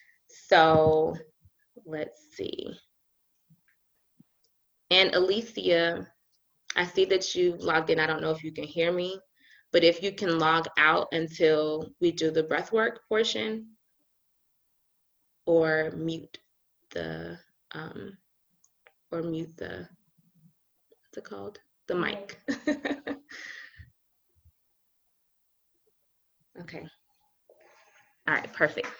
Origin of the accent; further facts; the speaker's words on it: Decatur, Georgia, United States; I was raised in Decatur, Georgia with a really Christian family